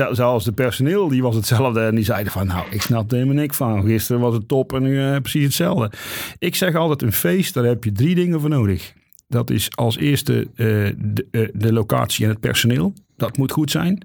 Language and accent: Dutch; near Oss, North Brabant, Netherlands; now in Eindhoven, Netherlands; ik kom uit de buurt van Os.